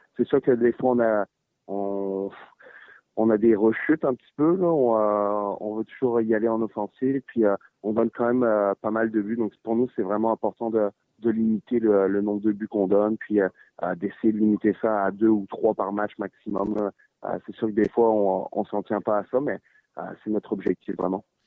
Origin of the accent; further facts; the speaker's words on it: France; moved away; quand j'ai grandi en France